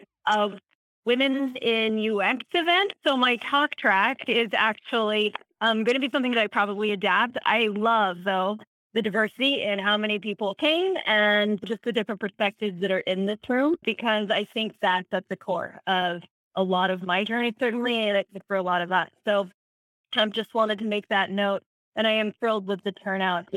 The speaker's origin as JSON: {"language": "English", "region": "Maryland", "country": "United States", "tie": "born or raised there", "also_born_or_lived": "Utah", "moved": "yes", "said": "I wasn't native to this region. I grew up in Maryland, so that was a new culture"}